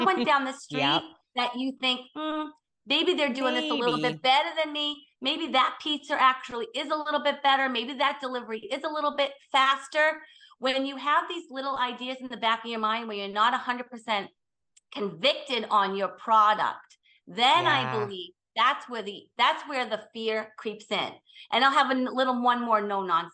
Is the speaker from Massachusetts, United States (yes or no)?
yes; Boston, Massachusetts, United States; I'm from Boston. So we're very direct